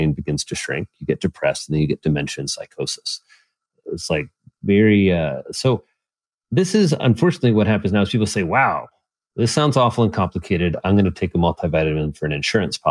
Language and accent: English; Indiana, United States; I'm a Hoosier